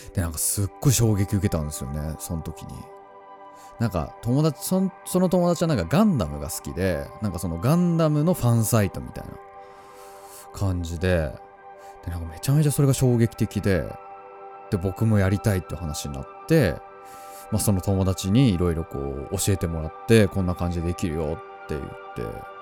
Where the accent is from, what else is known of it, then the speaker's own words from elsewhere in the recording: Tohoku, Japan; 僕は東北 の生まれですね。うん、まあ、田舎、うん、ただなんか田んぼとか畑がいっぱいあるっていうわけじゃないんだけど、本当に周りに何もない。まあ、田んぼもあったかな。あったけど、なんかまあ、本当に遊ぶ場所が公園ぐらいしかないような場所で育ったんですよ